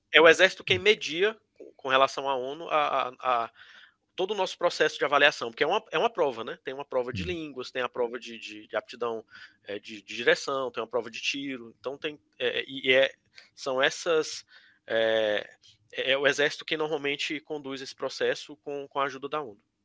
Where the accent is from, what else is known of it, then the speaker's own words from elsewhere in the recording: Palmas, Tocantins, Brazil; moved away as an adult; also born or lived in Piauí; now in South Sudan; A minha infância toda foi foi em Palmas né, no começo, no começo da cidade.